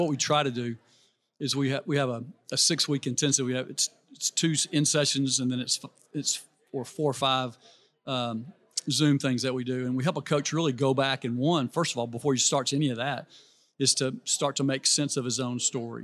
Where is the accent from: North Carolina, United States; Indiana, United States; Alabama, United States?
Alabama, United States; Birmingham; I grew up in Birmingham, Alabama.